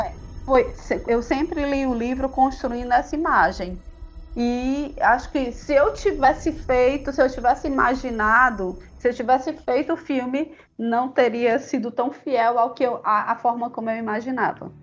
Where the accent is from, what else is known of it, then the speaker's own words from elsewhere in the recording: Jaguaribe Valley, Ceará, Brazil; Eu sou do Vale do Jaguaribe, que é uma parte aqui do Ceará que é bem agreste